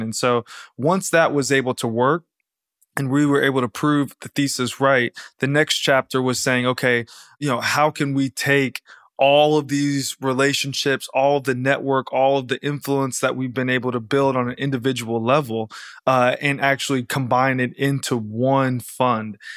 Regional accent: outside of Atlanta, Georgia, United States; moved away; I grew up right outside of Atlanta, Georgia

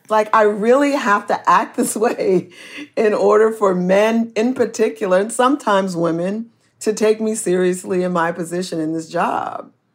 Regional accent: Oakland, California, United States; I am from Oakland and we have a baseball team and we are really, um, a good and strong community here.

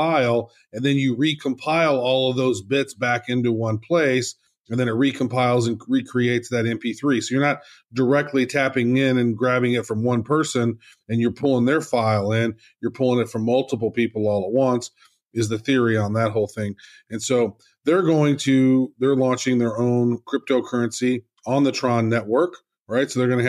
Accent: Cayman Islands; I am from the Cayman Islands.

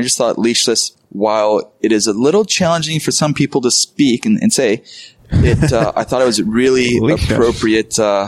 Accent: Carpinteria, California, United States; I grew up in Carp

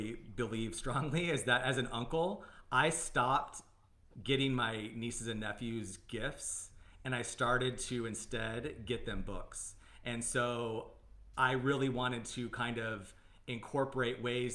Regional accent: Arizona, United States; I'm from Arizona

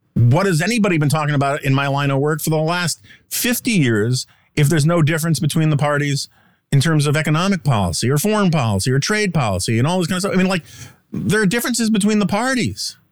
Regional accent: United States; as an American

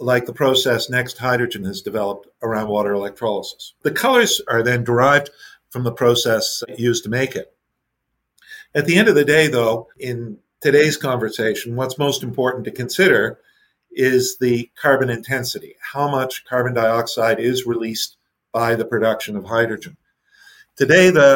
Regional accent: Canada; as a Canadian

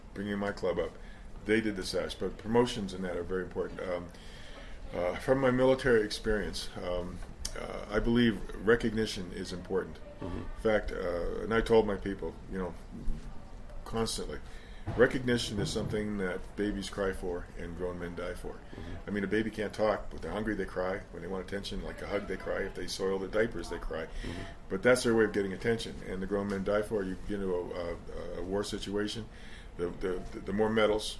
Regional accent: Halifax, Nova Scotia, Canada; We're from Halifax, and Sydney's about a six-hour drive from Halifax.

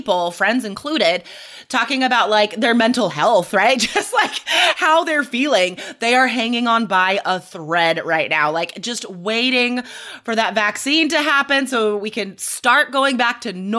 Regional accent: United States; as an American

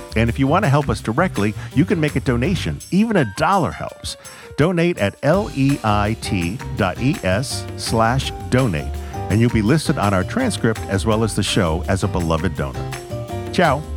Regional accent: Fall River, Massachusetts, United States; Fall River, Massachusetts, which is where I was born

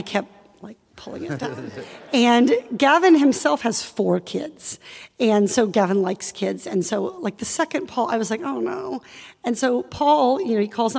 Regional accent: Iowa, United States; I grew up in Iowa

